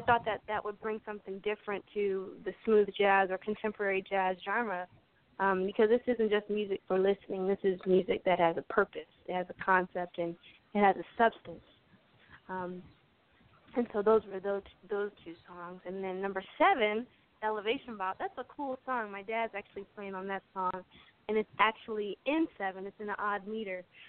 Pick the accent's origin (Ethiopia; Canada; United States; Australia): United States; Aberdeen, Maryland; I grew up in Harford County, Maryland, uh, in a small town called Aberdeen